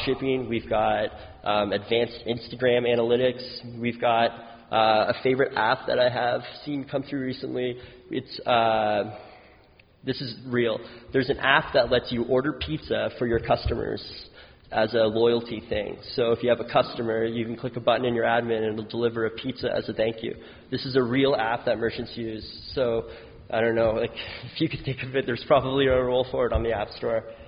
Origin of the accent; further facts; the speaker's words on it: New Brunswick, Canada; now in Ottawa, Canada; I live in Ottawa now, but I'm from New Brunswick